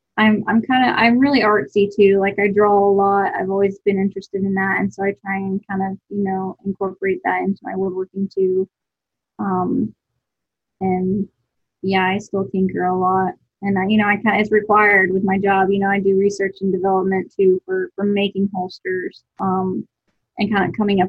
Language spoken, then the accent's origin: English; Buford, Georgia, United States; also born or lived in Lawrenceville, Georgia; I grew up in Buford, Georgia.